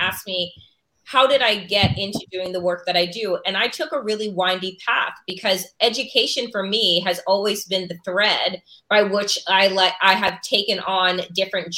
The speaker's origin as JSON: {"language": "English", "area": "Long Island", "region": "New York", "country": "United States", "tie": "born or raised there", "said": "I grew up and I went to a Sachem School District. You're familiar with the Long Island Expressway, it's Exit 61."}